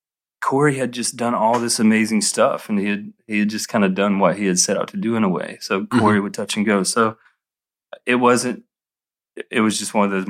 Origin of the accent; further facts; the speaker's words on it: Alabama, United States; moved away as an adult; now in Atlanta, United States; I grew up in Alabama